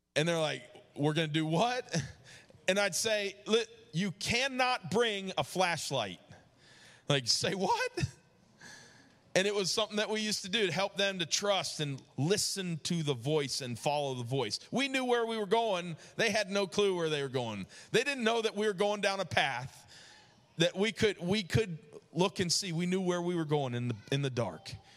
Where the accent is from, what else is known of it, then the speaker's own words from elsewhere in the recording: New York, United States; moved away; also born or lived in Georgia; growing up in New York